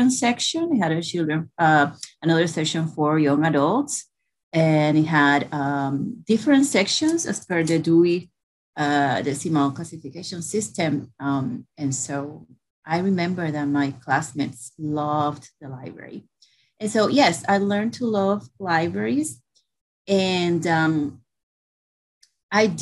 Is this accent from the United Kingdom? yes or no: no; Puerto Rico; moved away as an adult; also born or lived in New York; I grew up in Puerto Rico